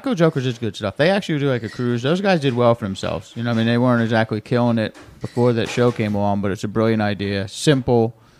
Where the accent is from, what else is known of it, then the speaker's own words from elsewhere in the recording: Jersey Shore, New Jersey, United States; I live there. That's from my hometown. You know, that's my town.